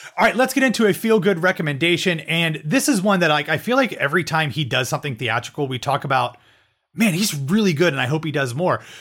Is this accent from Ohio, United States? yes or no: yes; Columbus, Ohio, United States; my hometown of Columbus, Ohio.